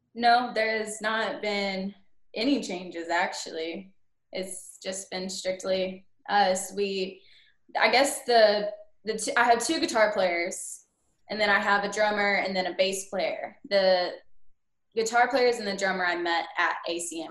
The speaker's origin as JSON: {"language": "English", "town": "Lone Grove", "region": "Oklahoma", "country": "United States", "tie": "born or raised there", "also_born_or_lived": "Edmond, Oklahoma", "moved": "as an adult", "lives_now": "Murfreesboro, United States", "said": "I am born and raised in Lone Grove, Oklahoma"}